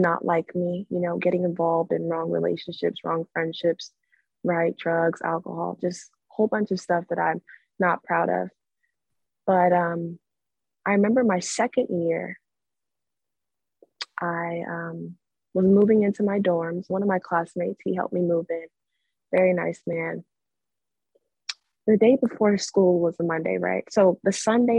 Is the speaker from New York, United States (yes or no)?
no; California, United States; I grew up in the Catholic Church in California since I was a little girl to about age 16